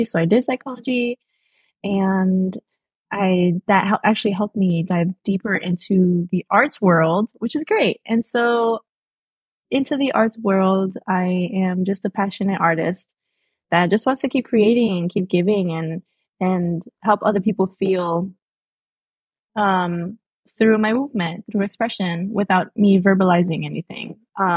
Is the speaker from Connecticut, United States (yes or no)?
yes; Hartford, Connecticut, United States; I was born here in Connecticut.